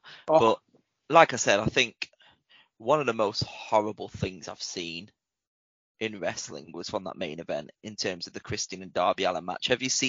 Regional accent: Winnipeg, Manitoba, Canada; I'm from Winnipeg, you idiot.

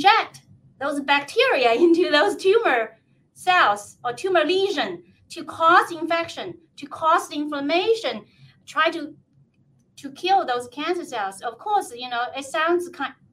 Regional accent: China; now in Kennewick, United States; I was born in China

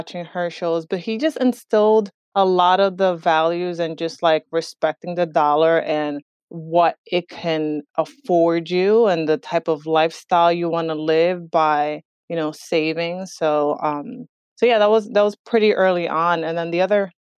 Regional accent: Northern New Jersey, United States; also born or lived in Dominican Republic; we started living in Jersey when I was 9 years old and really raised in New Jersey, in Northern New Jersey

